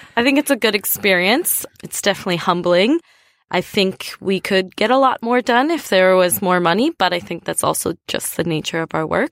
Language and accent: English; United States; now in Australia; I'm from the United States.